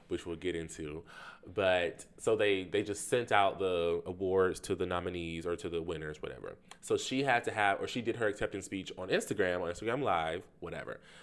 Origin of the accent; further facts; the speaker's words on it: the South, United States; I am from the South